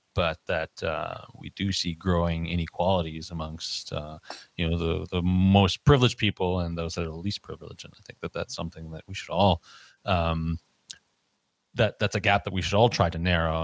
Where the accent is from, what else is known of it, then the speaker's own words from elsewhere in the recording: Canada; growing up in Canada